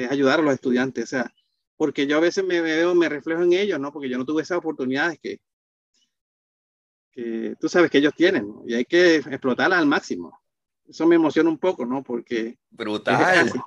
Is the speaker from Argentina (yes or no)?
no; Barranquilla, Atlántico, Colombia; El colombiano se me perdió bien fácil porque, fuera te lo dije, este, Barranquilla es una ciudad caribeña bastante parecida a Puerto Rico.